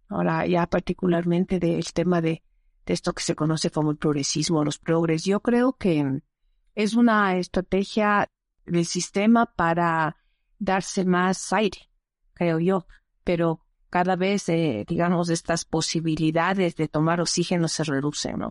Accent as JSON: {"language": "Spanish", "country": "Ecuador", "tie": "born or raised there", "said": "soy ecuatoriana, nací en este territorio que ahora se llama el Ecuador"}